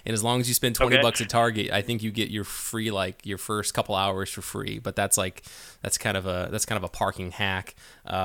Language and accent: English; Northern California, United States; I grew up in Northern California